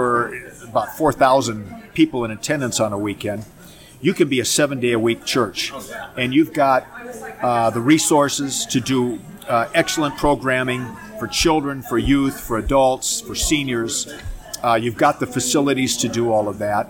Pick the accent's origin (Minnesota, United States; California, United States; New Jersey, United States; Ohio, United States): Minnesota, United States; Minneapolis; moved away as an adult; now in Phoenix, United States; I grew up in Minneapolis, Minnesota, and went to youth group there in my church, went to seminary there